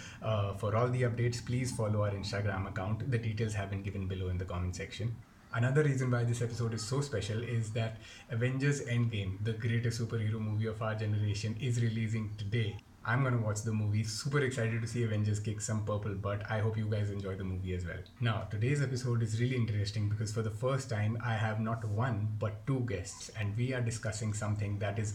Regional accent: Jammu, Jammu and Kashmir, India; I come from Jammu

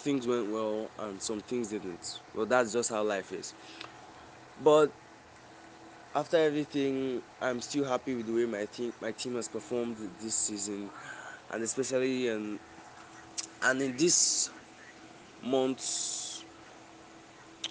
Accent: Nigeria; I live in Nigeria, I'm a Nigerian

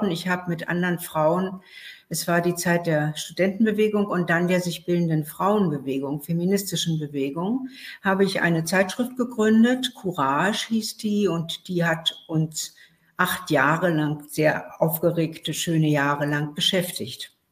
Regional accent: Berlin, Germany; born there; Ich bin in Berlin geboren und bin ähm, aufgewachsen mit einem Vater

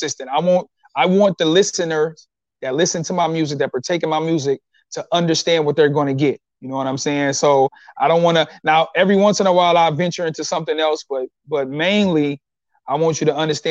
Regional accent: Detroit, Michigan, United States; I'm from Detroit

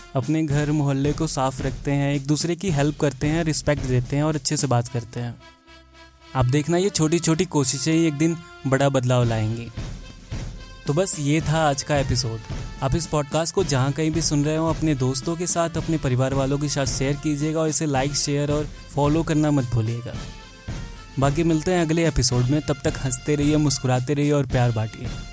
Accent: India; हम इंडियन लोग

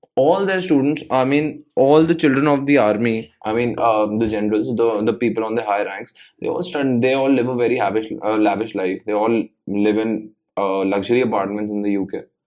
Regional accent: India; I'm an Indian citizen

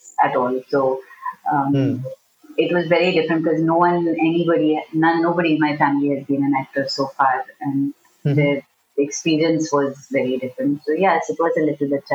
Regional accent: Pune, Maharashtra, India; I grew up in Pune

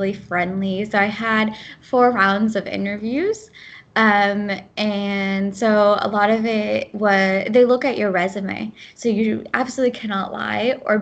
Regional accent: United States; first language Gujarati; English is a second language; also born or lived in India; I was born in America, but growing up, my parents spoke Gujarati at home

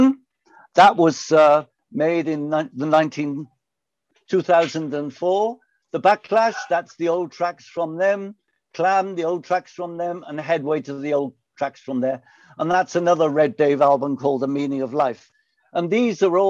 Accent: Pontypool, Wales, United Kingdom; I was born and raised in South Wales, near a place called Pontypool.

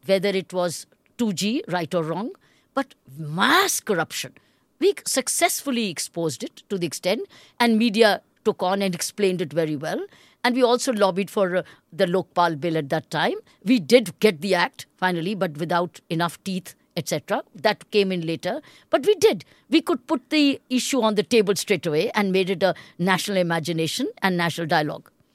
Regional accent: India; as an Indian

